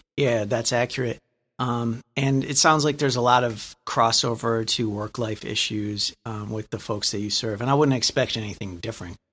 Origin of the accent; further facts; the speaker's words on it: Lansing, Michigan, United States; I'm from Lansing